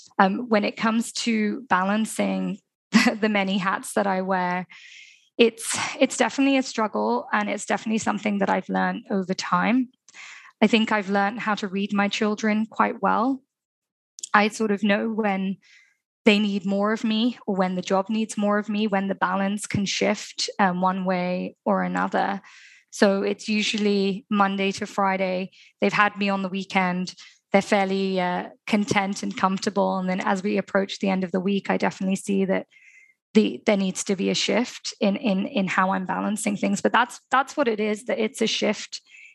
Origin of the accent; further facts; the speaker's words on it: Dubai, United Arab Emirates; especially growing up in Dubai, where children have opportunities and access to so much, but also culturally. I'm from an Indian community where a lot of women haven't worked.